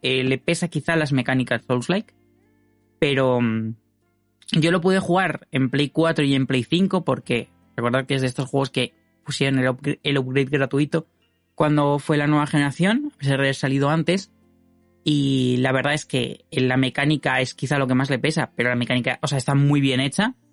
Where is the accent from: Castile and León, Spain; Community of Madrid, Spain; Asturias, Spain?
Community of Madrid, Spain; Madrid; soy de Madrid